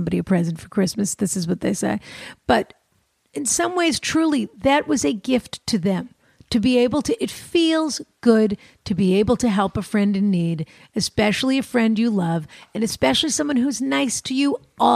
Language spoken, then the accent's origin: English; Boston, Massachusetts, United States; coming from Boston and being a Bostonian